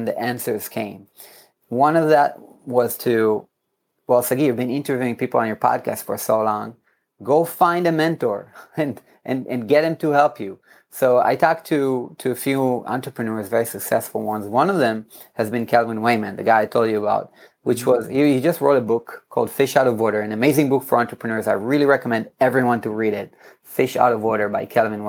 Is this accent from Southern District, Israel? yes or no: no; Herzliya, Tel Aviv District, Israel; In my hometown in Herzliya